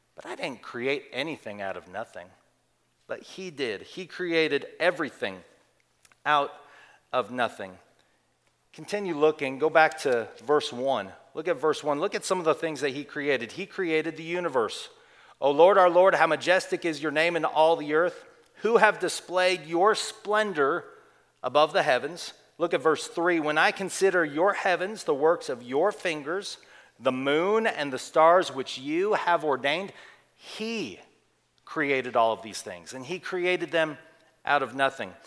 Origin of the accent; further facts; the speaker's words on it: Colorado, United States; moved away as an adult; also born or lived in Oklahoma / Texas; I grew up in Colorado